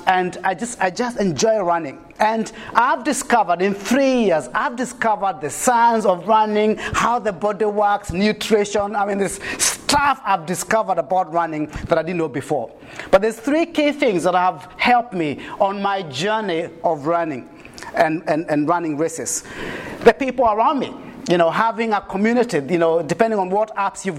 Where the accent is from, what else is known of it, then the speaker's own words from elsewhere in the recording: Kenya; now in New Zealand; a Kenyan living in New Zealand